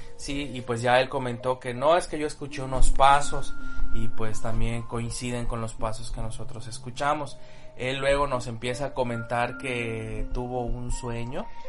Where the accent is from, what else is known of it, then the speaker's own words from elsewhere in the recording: Yucatán, Mexico; saben que soy yucateco